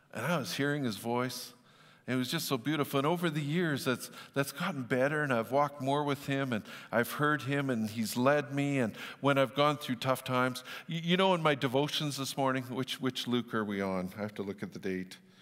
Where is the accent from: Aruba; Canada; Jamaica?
Canada; Fort St. John, British Columbia; I grew up in Fort Saint John